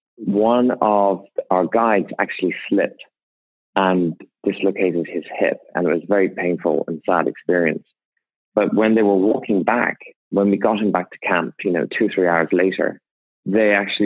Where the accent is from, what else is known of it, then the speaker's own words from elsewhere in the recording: Ireland; moved away; I grew up in Ireland to extremely poor parents.